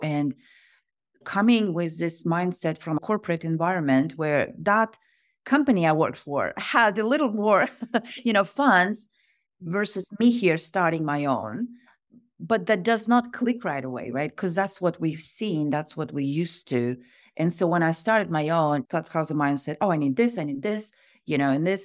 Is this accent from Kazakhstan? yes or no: yes; Kazakhstan; moved away as an adult; now in United States; I am originally from Kazakhstan. I was born in Kazakhstan, and grew up